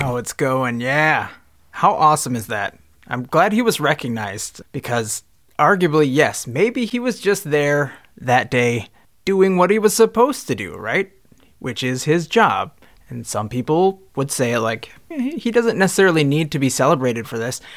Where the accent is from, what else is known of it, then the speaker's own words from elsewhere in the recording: Minnesota, United States; I'm from Minnesota. I'm fifteen years old